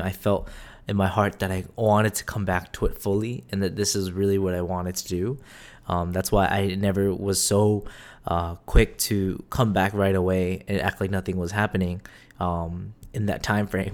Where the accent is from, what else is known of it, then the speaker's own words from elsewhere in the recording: United States; also born or lived in South Korea; I technically was born in Korea, but majority of my life was born and raised in America